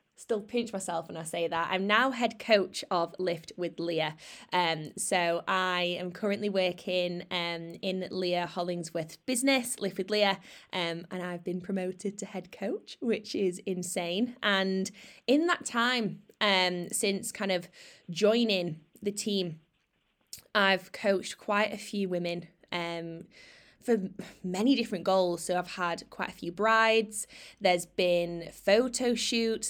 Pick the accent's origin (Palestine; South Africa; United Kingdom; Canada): United Kingdom; Sheffield, Yorkshire and the Humber; moved away as an adult; I've moved out of my hometown, Sheffield